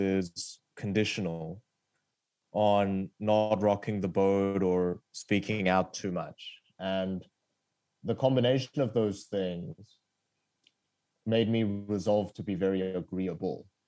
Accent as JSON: {"language": "English", "country": "Australia", "tie": "born or raised there", "also_born_or_lived": "South Korea", "second_language": "English", "said": "I moved to Australia as a kid from South Korea and I didn't speak English."}